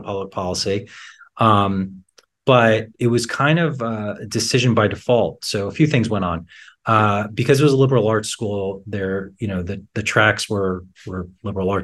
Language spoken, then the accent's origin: English; New York City, New York, United States; also born or lived in Philadelphia, Pennsylvania; born in Philadelphia, but moved to the New York area when I was young at three.